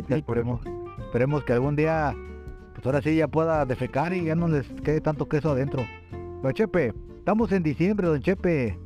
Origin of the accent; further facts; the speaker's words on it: Mexico; somos mexicanos